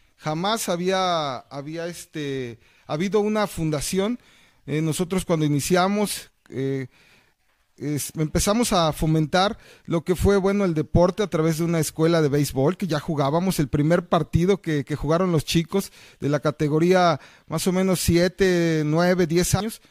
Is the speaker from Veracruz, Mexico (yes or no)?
yes; Jilotepec, Veracruz, Mexico; originario de Gilotepec